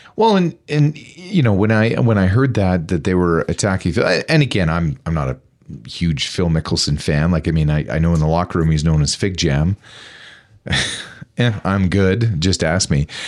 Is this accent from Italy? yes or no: no; Taber, Alberta, Canada; moved away; I grew up in Tabor, Alberta, where we had our own municipal police force.